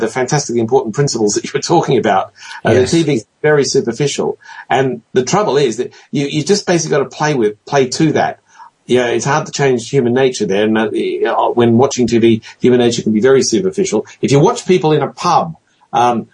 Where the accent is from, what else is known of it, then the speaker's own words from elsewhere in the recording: Australia; as an Australian